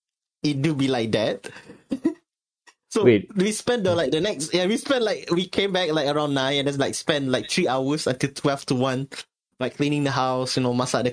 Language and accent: English; Sungai Petani, Kedah, Malaysia; now in Kuala Lumpur, Malaysia; from my hometown of Sungai Petani Kedah